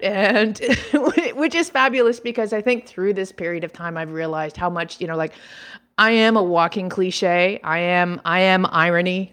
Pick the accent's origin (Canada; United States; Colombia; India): Canada; Toronto, Ontario; i do have a home base back in my hometown of toronto canada